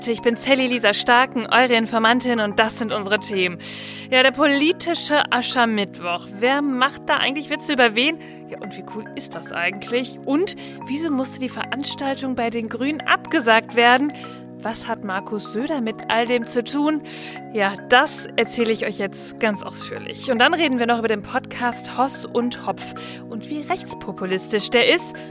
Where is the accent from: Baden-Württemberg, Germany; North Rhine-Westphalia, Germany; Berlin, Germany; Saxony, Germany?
North Rhine-Westphalia, Germany; Ich komme ja aus Ostwestfalen. Da wird ja immer nachgesagt, die würden keinen Karneval feiern. Stimmt so nicht.